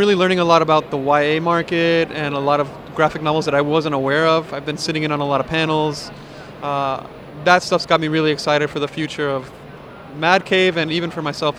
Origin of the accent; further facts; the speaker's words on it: Miami, South Florida, United States; So we're all from the South Florida area, predominantly in Miami.